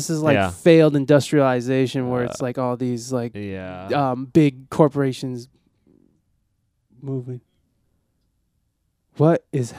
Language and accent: English; Toledo, Ohio, United States; I'm from Toledo, Ohio